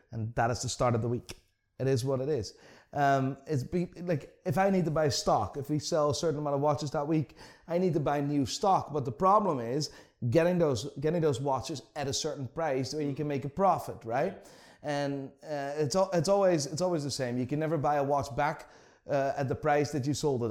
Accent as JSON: {"language": "English", "town": "Amsterdam", "region": "North Holland", "country": "Netherlands", "tie": "born or raised there", "moved": "as an adult", "lives_now": "Belfast, United Kingdom", "said": "I'm born and raised in Amsterdam, so born and raised in the Netherlands."}